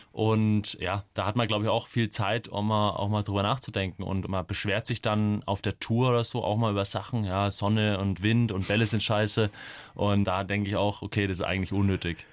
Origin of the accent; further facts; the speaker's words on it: Coburg, Bavaria, Germany; moved away as an adult; now in Munich, Germany; nach Coburg in meine Heimatstadt